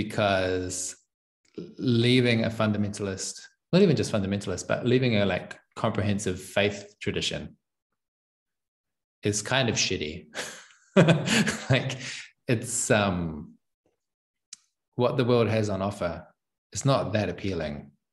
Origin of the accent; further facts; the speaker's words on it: New Zealand; moved away as an adult; well, I'm from New Zealand, but it gets distorted by having spent most of the last 6 years outside of New Zealand. And I don't know how to do a proper New Zealand accent anymore.